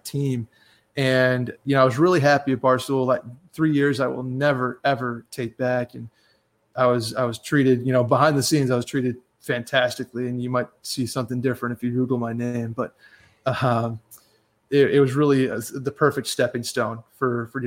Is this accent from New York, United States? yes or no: yes; upstate New York, United States